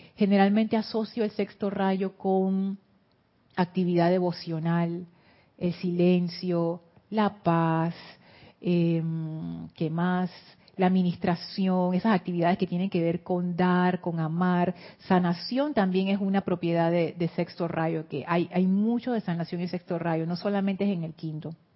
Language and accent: Spanish; Panama; vengo de Panamá